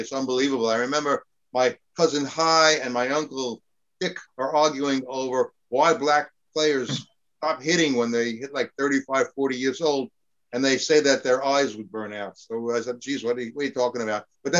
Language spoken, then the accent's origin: English; New York City, New York, United States; Okay. I grew up in the Bronx, and all the relatives, a lot of the relatives, lived like within a 2-block radius.